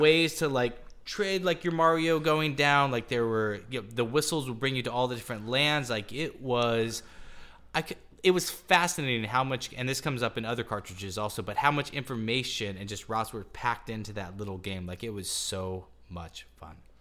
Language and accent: English; Topeka, Kansas, United States; I'm from Topeka, Kansas